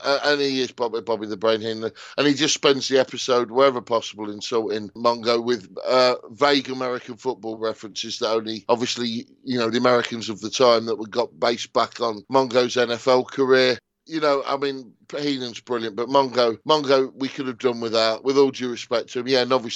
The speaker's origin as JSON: {"language": "English", "country": "United Kingdom", "said": "as a Brit"}